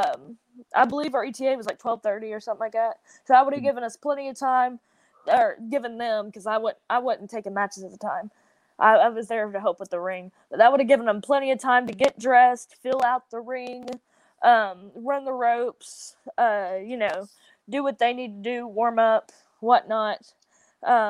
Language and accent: English; the South, United States; accent: southern; my whole southern accent